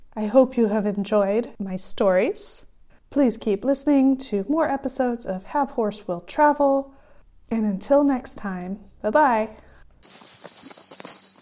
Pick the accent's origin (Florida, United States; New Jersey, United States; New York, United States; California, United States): California, United States; accent: Californian; my own Californian accent has sometimes been difficult for some people to understand